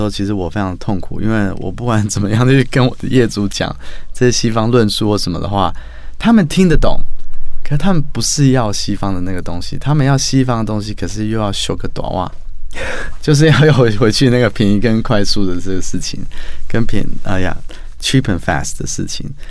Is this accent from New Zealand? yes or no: yes; New Zealand; also born or lived in Australia / Sweden / Japan / United States; now in Taiwan; 我从小是从纽西兰长大，然后再到澳洲、瑞典、日本、美国。所以那时候我回来台湾的时候